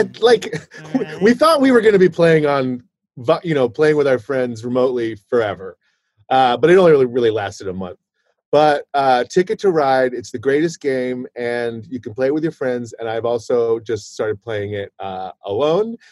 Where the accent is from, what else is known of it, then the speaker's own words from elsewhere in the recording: Fort Worth, Texas, United States; I was born in Fort Worth, Texas